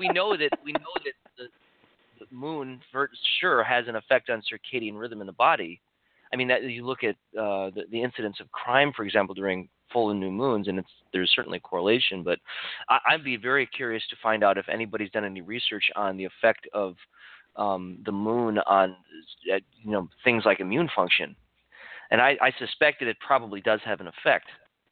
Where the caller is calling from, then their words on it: Santa Cruz, California, United States; I'm in Santa Cruz, California.